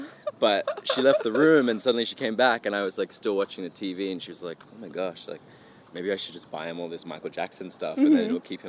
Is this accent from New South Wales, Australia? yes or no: yes; an hour west of Sydney, New South Wales, Australia; an hour west of Sydney